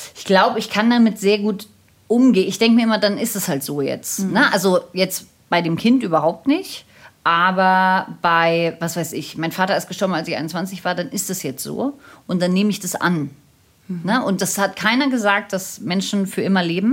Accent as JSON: {"language": "German", "region": "Berlin", "country": "Germany", "also_born_or_lived": "Munich", "said": "ich komme aus Berlin und mein Mann kommt aus Berlin und viele Generationen von uns kommen aus Berlin und wir sind da sehr verwurzelt."}